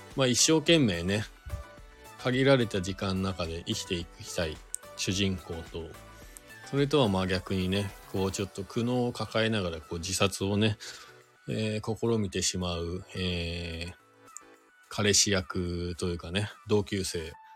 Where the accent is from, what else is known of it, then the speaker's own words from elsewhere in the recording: Shizuoka, Japan; now in Hakuba, Japan; 地元が僕、静岡県なんですけど